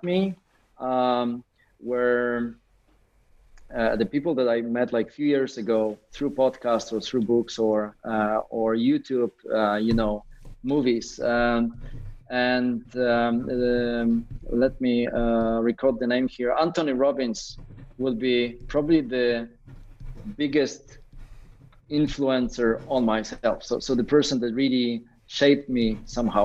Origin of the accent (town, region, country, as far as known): Poland